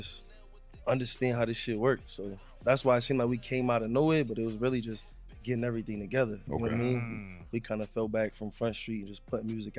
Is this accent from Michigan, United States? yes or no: no; Boston, Massachusetts, United States; also born or lived in Roxbury, Boston; I'm from like Dorchester. I was born in Roxbury. I lived there till I was like 10, 11.